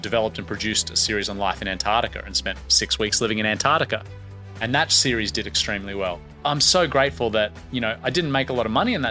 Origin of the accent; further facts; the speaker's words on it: Brisbane, Queensland, Australia; Brisbane, which is where my hometown is